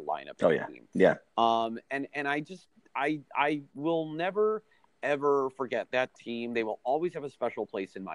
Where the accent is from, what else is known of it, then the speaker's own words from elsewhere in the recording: Chicago, Illinois, United States; where I grew up in Chicago